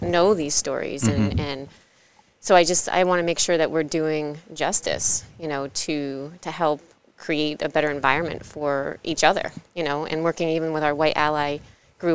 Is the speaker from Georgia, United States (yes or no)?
no; New Hampshire, United States; moved away; also born or lived in New Haven, Connecticut; I was born in New Haven, moved to New Hampshire, spent majority of my life there